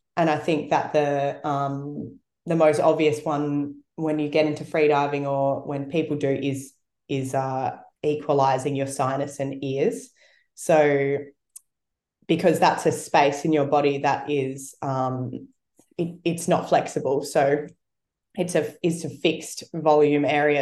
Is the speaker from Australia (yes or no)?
yes; South Australia, Australia; moved away; I grew up in South Australia where it's it's colder.